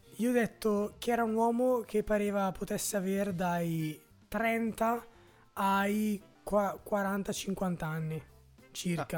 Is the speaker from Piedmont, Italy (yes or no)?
no; Brescia, Lombardy, Italy; io sono di Santa Eufemia